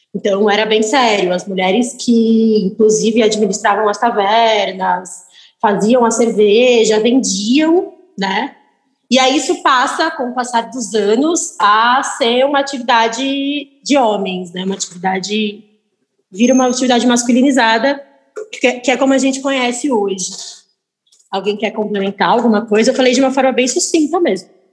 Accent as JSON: {"language": "Portuguese", "town": "Piracicaba", "region": "São Paulo", "country": "Brazil", "moved": "as an adult", "lives_now": "São Paulo, Brazil", "said": "Eu sou do interior de São Paulo, sou de Piracicaba"}